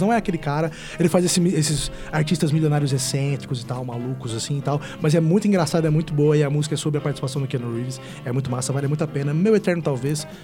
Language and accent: Portuguese; Ribeirão Preto, São Paulo, Brazil; eu sou de Ribeirão Preto